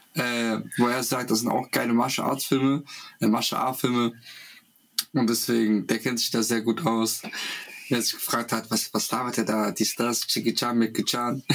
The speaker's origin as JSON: {"language": "German", "country": "Russia", "tie": "born or raised there", "moved": "yes", "said": "als Kind in Russland"}